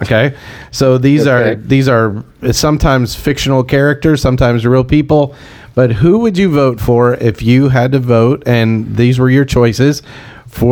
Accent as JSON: {"language": "English", "town": "Pittsburgh", "region": "Pennsylvania", "country": "United States", "said": "we're from Pittsburgh"}